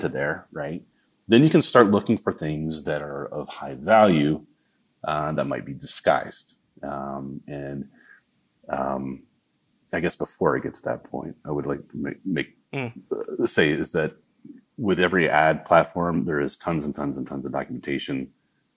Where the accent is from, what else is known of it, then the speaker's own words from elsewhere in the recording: the South, United States; accent: southern; that's my southern accent